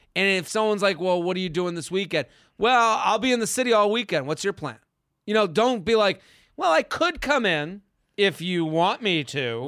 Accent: Needham, Massachusetts, United States; I'm from Needham

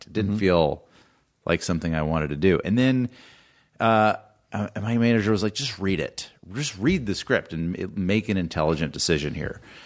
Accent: Atlanta, Georgia, United States; I grew up in Atlanta, and my mom's family was in Nashville

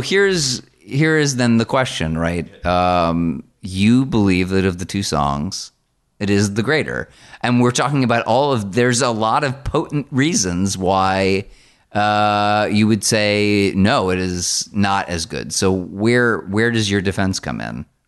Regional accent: New Jersey, United States; I grew up in New Jersey

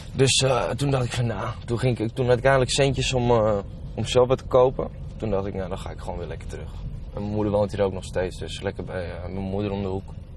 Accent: Landsmeer, North Holland, Netherlands; also born or lived in Amsterdam; ik ben eigenlijk op mijn vijfde volgens mij mijn vijfde, vierde, vijfde ben ik verhuisd van Amsterdam naar uh, Landsmeer

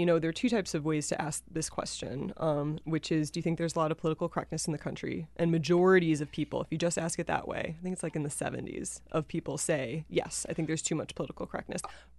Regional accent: Wisconsin, United States; I'm from the Midwest, so I'm not like familiar.

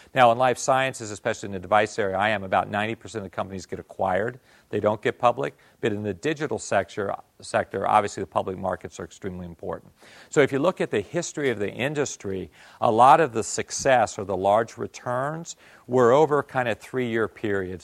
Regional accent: Northeast, United States; also born or lived in Tokyo, Japan; now in Bay Area, United States; I'm from the Northeast

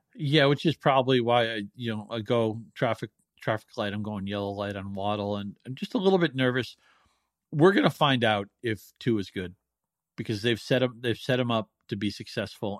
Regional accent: New England, United States; now in Michigan, United States; I'm from New England, and I, I've lived in Michigan for, you know, a couple of decades

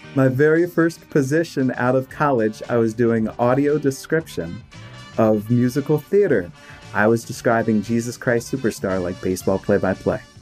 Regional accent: Maryland, United States; also born or lived in Washington, D.C.; I was born in Washington, D.C., and I grew up in Maryland

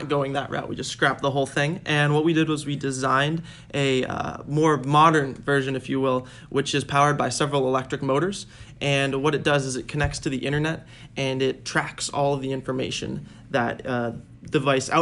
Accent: Lexington, Massachusetts, United States; I'm from Lexington, Massachusetts

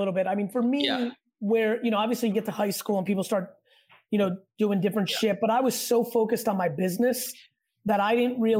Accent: New Jersey, United States; also born or lived in Russia / New York; But I grew up in New York and New Jersey. I was a Russian immigrant. I came when I was 3.

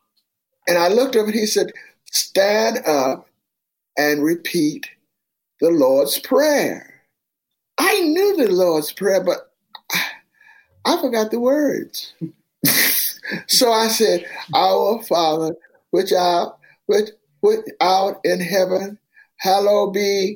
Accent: Miami, Florida, United States; it was called Overtown later on as I grew up

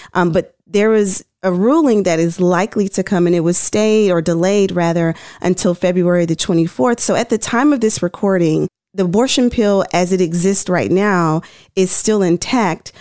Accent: Tennessee, United States; I'm from Tennessee

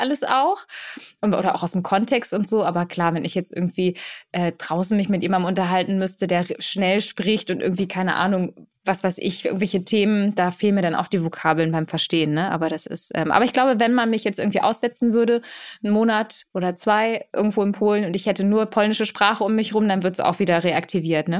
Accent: Germany; first language Polish; German is a second language; ich bin in Deutschland geboren, aber meine Eltern kommen aus Katowice mhm. und aus Lodz

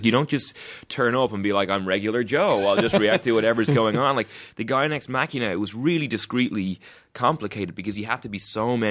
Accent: Ireland; I'm from Ireland

